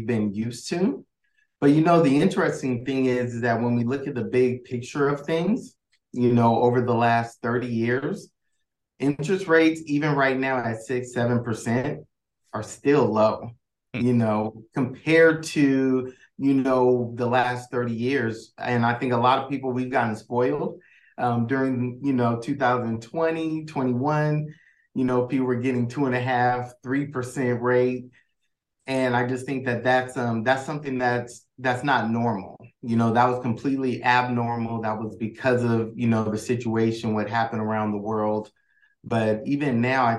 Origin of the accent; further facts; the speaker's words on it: San Jose, California, United States; also born or lived in Solano County, California; I grew up in San Jose, California, and pretty much spent most of my formative years growing up there